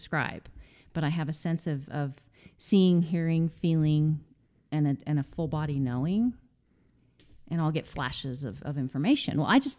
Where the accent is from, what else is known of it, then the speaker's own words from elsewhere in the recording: Greeley, Colorado, United States; also born or lived in San Diego; I grew up actually in Greeley, Colorado, with the exception of about 5 years. We lived in San Diego as a child, mm-hmm.